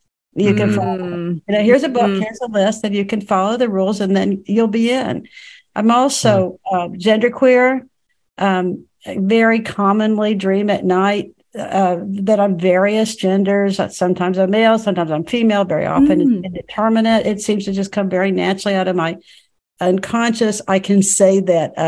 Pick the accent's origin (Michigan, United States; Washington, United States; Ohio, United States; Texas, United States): Texas, United States; Dallas; in Dallas, Texas. And I was very much a middle continent Texas public school girl